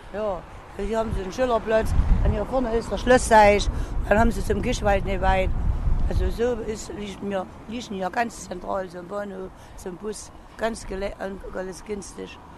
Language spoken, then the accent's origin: German; Chemnitz, Saxony, Germany; Ich bin Urchemnitzer. Ich bin hier aufgewachsen. Ich wohne schon 66 Jahre hier.